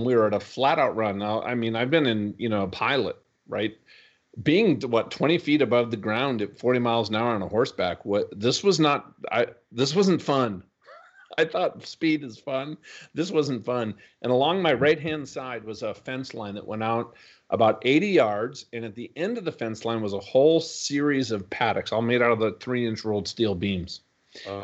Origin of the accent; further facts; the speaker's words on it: Minnesota, United States; I grew up in Minnesota